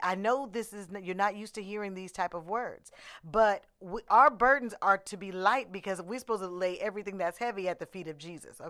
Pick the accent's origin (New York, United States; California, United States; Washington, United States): California, United States; Oakland; I'm from Oakland